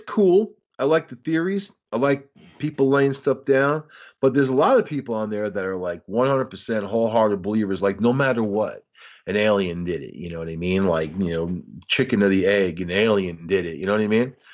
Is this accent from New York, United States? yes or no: yes; Long Island, New York, United States; I'm from Long Island